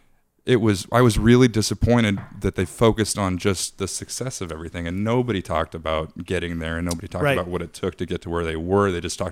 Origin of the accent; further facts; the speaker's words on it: Seattle, Washington, United States; moved away as an adult; now in Indiana, United States; I'm from Seattle